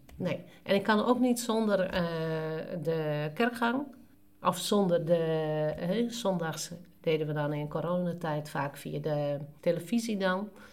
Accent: Friesland, Netherlands; ons als Noorderling, eh, als Fries

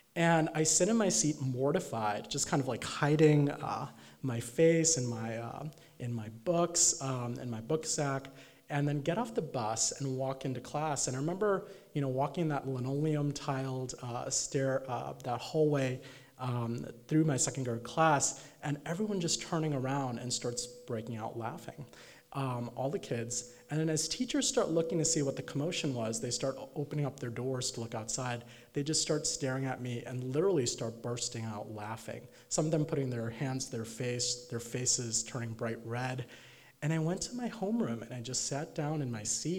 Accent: Chicago suburbs, Illinois, United States; growing up in the Chicago suburbs as an Indian American kid

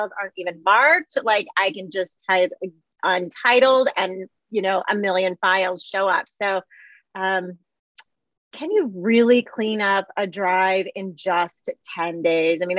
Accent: Michigan, United States; I'm from Michigan, Midwest

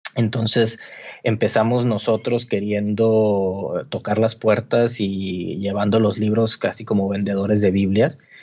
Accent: Monterrey, Nuevo León, Mexico; moved away as an adult; now in Mexico City, Mexico; Marco Alcalá es de Monterrey, yo también, ahí nos conocimos

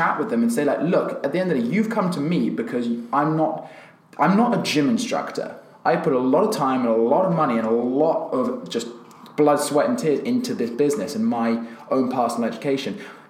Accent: Australia; I'm Australian and I like going for a pint.

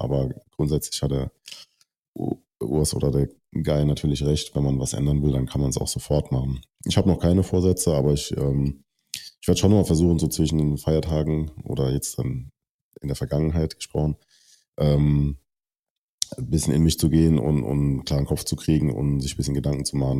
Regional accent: Germany; als deutscher Athlet

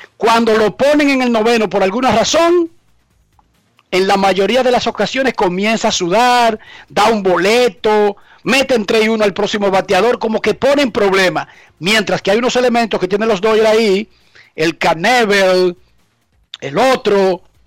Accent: Dominican Republic

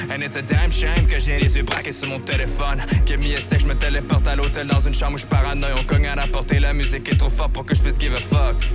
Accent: Quebec, Canada; also born or lived in Saskatchewan; Je suis né au Québec, fait que je reste québécois dans un sens

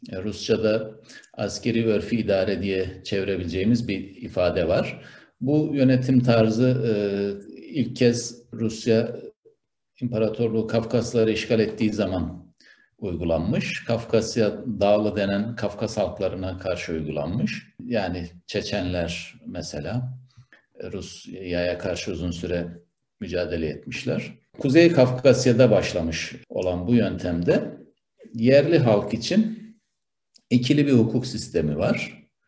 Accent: Turkey

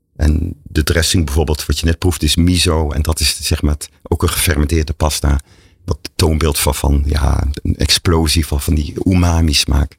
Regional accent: Breda, North Brabant, Netherlands; ik ben opgegroeid in Breda, dus ik zeg dan, uh, ons moeder

